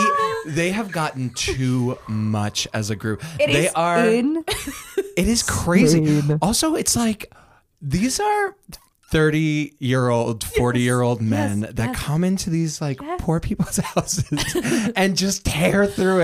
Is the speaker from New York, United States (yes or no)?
yes; New York, United States; moved away as an adult; now in Los Angeles, United States; I am from New York, and I'm just moved to Los Angeles.